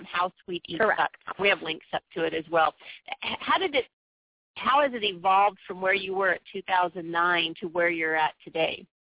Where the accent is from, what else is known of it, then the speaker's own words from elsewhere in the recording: San Diego, California, United States; I was born and raised in San Diego